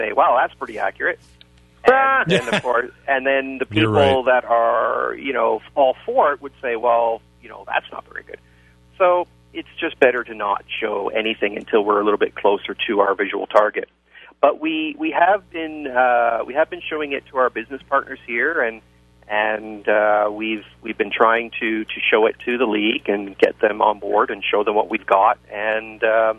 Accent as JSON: {"language": "English", "town": "Winnipeg", "region": "Manitoba", "country": "Canada", "tie": "born or raised there", "said": "I grew up playing Canadian football in high school and junior ball in Winnipeg."}